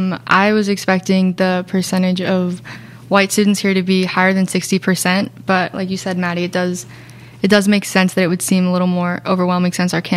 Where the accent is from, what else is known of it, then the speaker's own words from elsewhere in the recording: Connecticut, United States; moved away as an adult; now in San Diego, United States; I'm from Connecticut, so the East Coast is like very fast paced